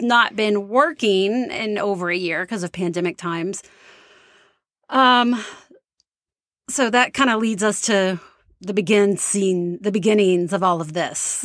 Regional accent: Texas, United States; moved away as an adult; now in Charlottesville, United States; We are from Texas

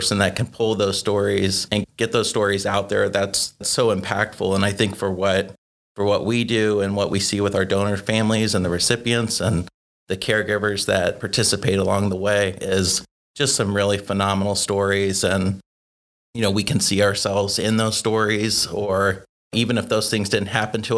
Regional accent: Dayton, Ohio, United States; I grew up in Dayton, Ohio

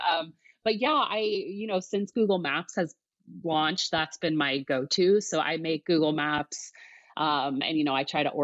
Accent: New Jersey, United States; moved away as an adult; also born or lived in upstate New York; now in Seattle, United States; I grew up in New Jersey.

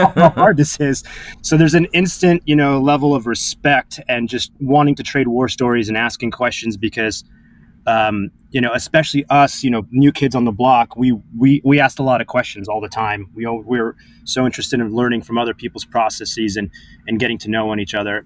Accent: Orange County, Los Angeles and San Diego, California, United States; moved away as an adult; now in New York, United States; I moved from California to New York as a you know bright-eyed 18 year old

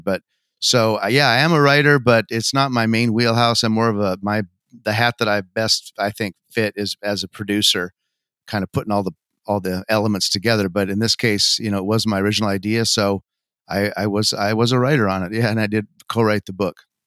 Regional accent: Montana, United States; moved away as an adult; now in Los Angeles, United States; I'm from Montana

